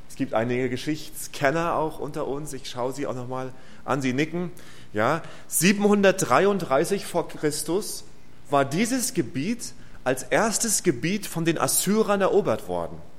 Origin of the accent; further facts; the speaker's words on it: Rostock, Mecklenburg-Vorpommern, Germany; meiner Heimatstadt in Rostock